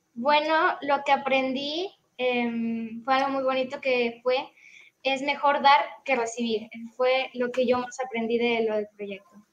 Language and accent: Spanish; Monterrey, Nuevo León, Mexico; also born or lived in Tamaulipas; yo soy de Monterrey, Nuevo León, eh, soy del grupo 19